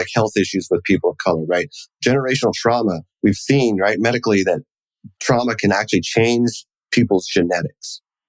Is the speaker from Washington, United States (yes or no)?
no; New York, United States; Well, where are you from? Well, I'm from New York. No, where are your people from?